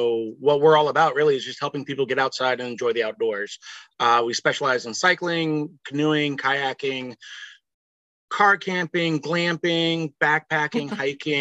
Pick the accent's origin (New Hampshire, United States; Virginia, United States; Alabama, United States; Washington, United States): Virginia, United States; I grew up in Virginia, left, came back